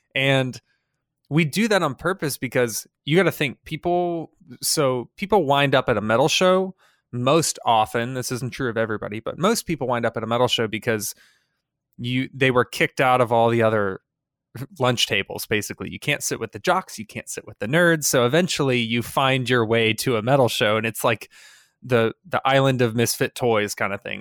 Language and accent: English; United States; as an American